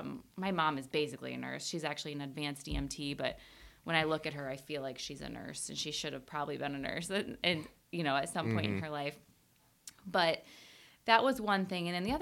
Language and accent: English; Iowa, United States; started working at the local nursing home in my hometown. I'm from a very small town in Iowa.